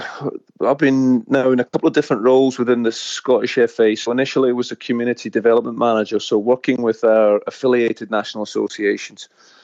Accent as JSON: {"language": "English", "region": "Queensland", "country": "Australia", "said": "But no, don't ever forget that underneath I'm an Australian. Absolutely, I've got the passport to prove it."}